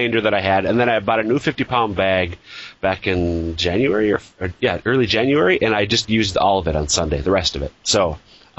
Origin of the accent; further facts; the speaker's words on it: Minnesota, United States; now in Sioux Falls, United States; I grew up in Minnesota